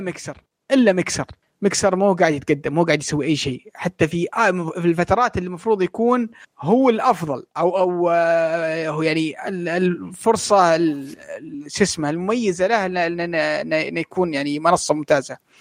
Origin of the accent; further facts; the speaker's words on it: Saudi Arabia; عندنا في السعوديه